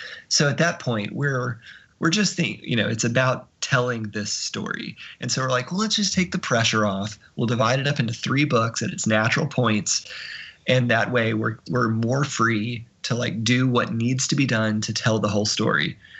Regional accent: Montgomery, Alabama, United States; moved away; also born or lived in Arkansas; being a Southerner and being somebody who spent my elementary school years living in Montgomery, Alabama, my family's all from Mississippi, I'm more broadly from Arkansas.

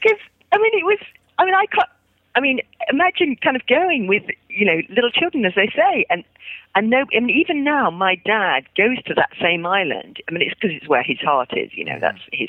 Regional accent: London, United Kingdom; When I was younger, I grew up in London, in the center of London, in a house without a garden.

